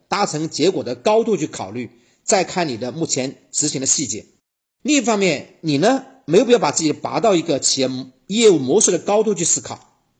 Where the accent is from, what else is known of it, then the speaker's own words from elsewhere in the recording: China; 我们中国人